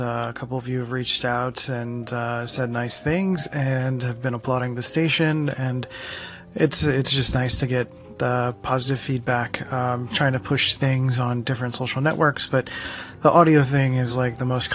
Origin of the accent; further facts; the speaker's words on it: Philadelphia, Pennsylvania, United States; I'm from Philly, the city of brotherly love